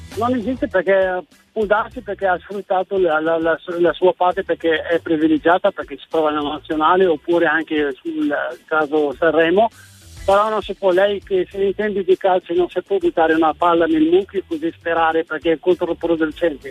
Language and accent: Italian; Marrakesh, Marrakesh-Safi, Morocco; now in Verona, Italy; Sono del Marocco, di Marrakesh